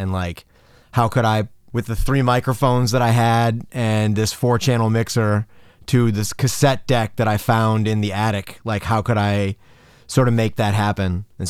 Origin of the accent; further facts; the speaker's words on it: Downers Grove, Illinois, United States; also born or lived in Quincy, Illinois; I grew up in the suburbs of Chicago. I was born in Quincy, Illinois, actually. So downstate, kind of near St. Louis. Really small town.